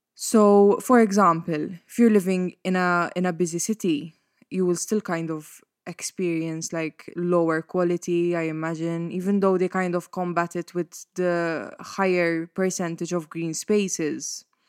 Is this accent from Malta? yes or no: yes; Mosta, Malta; when I stay at my parents' house in Mosta, which is my hometown, and also the house that I grew up